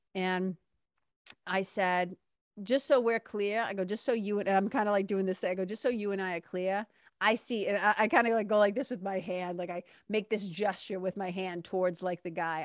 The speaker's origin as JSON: {"language": "English", "town": "Boston", "region": "Massachusetts", "country": "United States", "accent": "Boston", "said": "my Boston accent"}